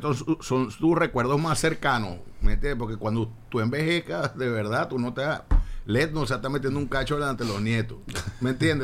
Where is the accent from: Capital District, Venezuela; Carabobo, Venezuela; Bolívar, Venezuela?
Capital District, Venezuela; Caracas; yo nací en Caracas, creo en Caracas, hablo de tú